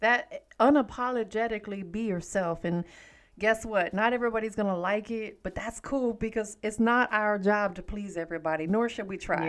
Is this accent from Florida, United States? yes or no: yes; Tampa, Florida, United States; now in Atlanta, United States; I'm from Tampa, Florida. That's why everybody called me Tampa, but I'm out here in the A now